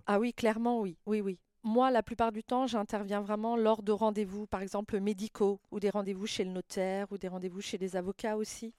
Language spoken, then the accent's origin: French; near Le Mans, Sarthe, Pays de la Loire, France; also born or lived in La Ferté-Bernard; je suis née au Mans, D'accord. dans la Sarthe, donc tout le monde connaît la ville. J'ai passé toute mon enfance dans une petite ville à côté du Mans, à 50 km du Mans à peu près, au taille sur ruine Donc j'ai grandi là